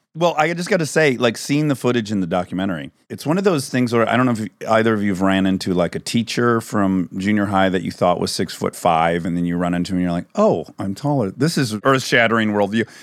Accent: Michigan, United States; where I grew up in Michigan

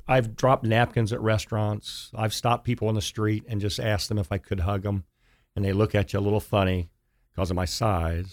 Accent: Dayton, Ohio, United States; moved away as an adult; also born or lived in Kettering, Ohio; now in Chattanooga, United States; I grew up in Dayton, Ohio.

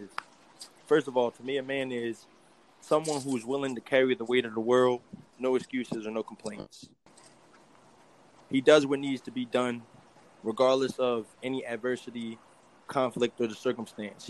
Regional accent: New York City, New York, United States; I grew up, I'm from New York. I'm from Brooklyn.

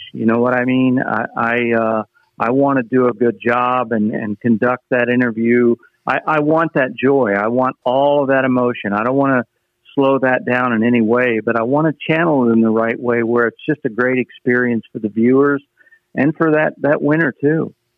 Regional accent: Anderson, Indiana, United States; I grew up near Anderson, Indiana

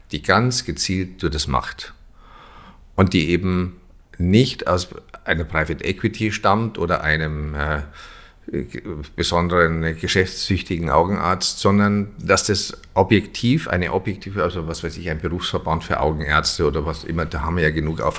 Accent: Germany; Das ist ja so, wenn man so will, als Deutscher auch so, man ist ja so Bedenkenträger.

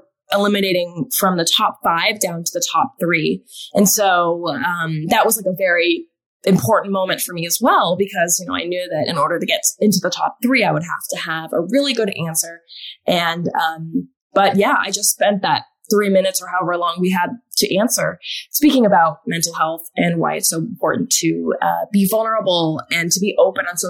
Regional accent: Alaska, United States; moved away as an adult; also born or lived in Arizona; growing up in Alaska, I was very much a tomboy.

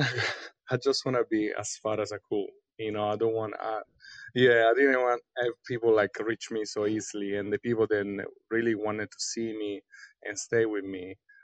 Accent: Rome, Lazio, Italy; Sydney was another metropolis, I'm from Rome. Rome obviously has a lot of history, but, I've been traveling around the world.

